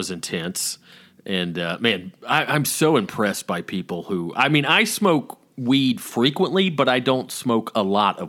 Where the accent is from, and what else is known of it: the South, Southern United States, United States; accent: Southern